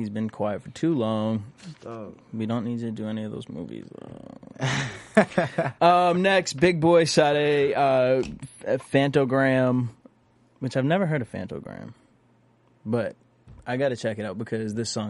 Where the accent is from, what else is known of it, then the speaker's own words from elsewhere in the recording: East Coast, United States; I'm from the East Coast